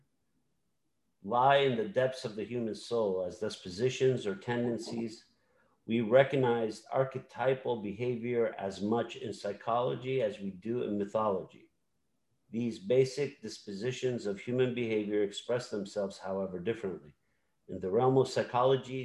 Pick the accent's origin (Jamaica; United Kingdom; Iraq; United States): Iraq; Samarra, Saladin Governorate; in my hometown of Samarra, we trace our lineage back to the prophet